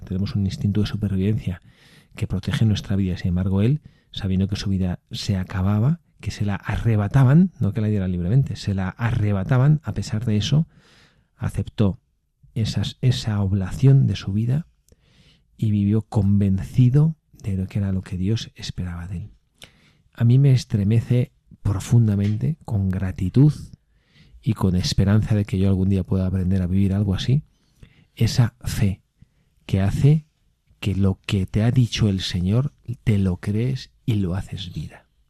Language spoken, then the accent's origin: Spanish; Spain; el Valfredo y yo que somos españoles